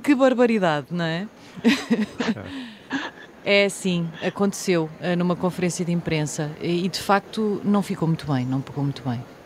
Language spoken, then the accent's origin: Portuguese; Portugal; como portuguesa de Portugal